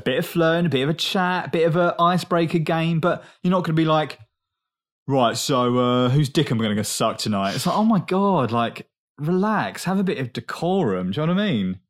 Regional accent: England, United Kingdom; accent: English; moved away

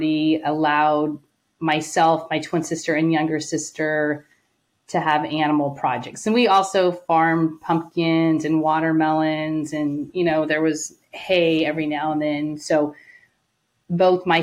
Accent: Atwater, California, United States; now in Fresno, United States; I was born and raised in Atwater, Merced County, and I grew up in one home

